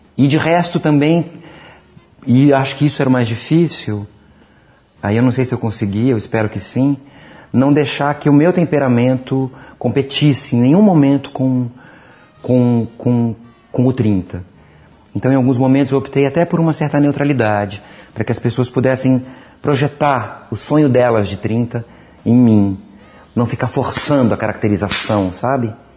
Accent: São Paulo, Brazil; moved away as an adult; now in Rio de Janeiro, Brazil; Sou paulistano

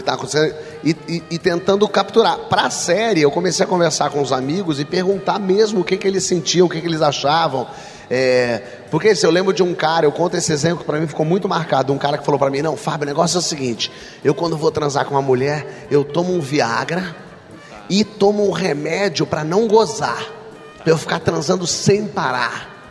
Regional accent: Rio de Janeiro, Brazil; eu sou do Rio, do meio artístico

